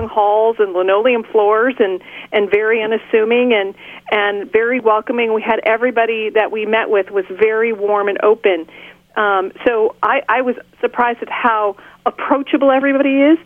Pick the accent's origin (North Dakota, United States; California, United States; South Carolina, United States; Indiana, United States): California, United States; I'm a Californian, I went to the Sacramento legislature here in California